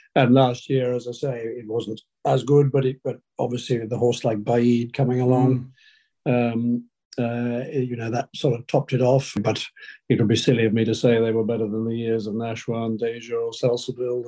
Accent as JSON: {"language": "English", "area": "Hampshire", "region": "South East England", "country": "United Kingdom", "tie": "born or raised there", "said": "where we grew up in Hampshire"}